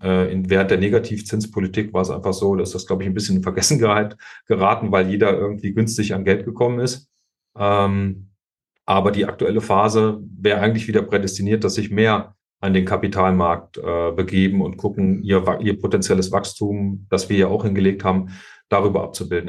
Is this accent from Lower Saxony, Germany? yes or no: no; hometown in Kassel district, Hesse, Germany; moved away as an adult; war dann zehn Jahre Stadtverordneter meiner Heimatstadt und äh, auch Landratskandidat 2015 im Landkreis Kassel